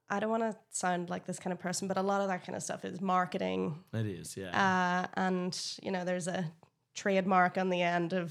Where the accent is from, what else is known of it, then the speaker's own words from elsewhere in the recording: Ireland; I, as an Irish person, I love Jameson.